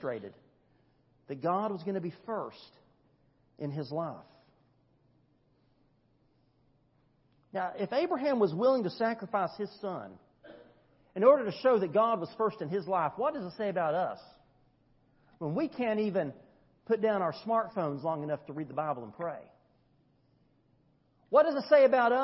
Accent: United States; us as American Christians

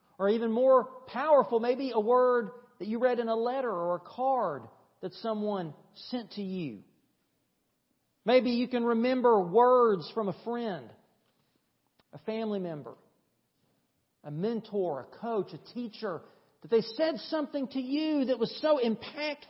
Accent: East Tennessee, United States; now in Thomson, United States; the little country church I grew up at in East Tennessee

